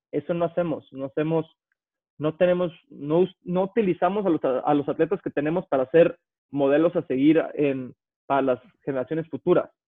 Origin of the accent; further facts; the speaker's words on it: Mexico; yo soy atleta mexicano, soy el mejor 200 eh, librista que ha ido en México